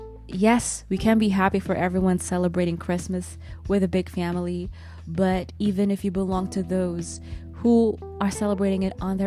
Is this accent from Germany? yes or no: yes; Germany; born or raised there